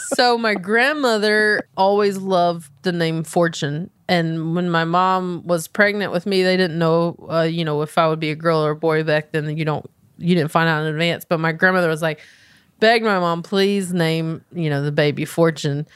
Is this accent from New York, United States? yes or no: no; Belmont, North Carolina, United States; moved away as an adult; now in Los Angeles, United States; growing up in Belmont